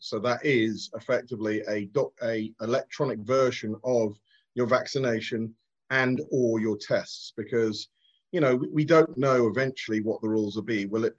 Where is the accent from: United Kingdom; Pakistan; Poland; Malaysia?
United Kingdom; now in Los Angeles, United States; I'm a Brit, you're a Brit, but we're not UK residents. We weren't vaccinated in the UK through the NHS.